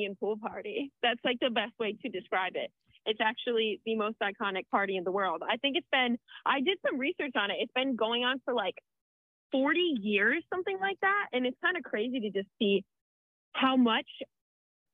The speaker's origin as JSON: {"language": "English", "region": "Ohio", "country": "United States", "said": "I'm from Ohio"}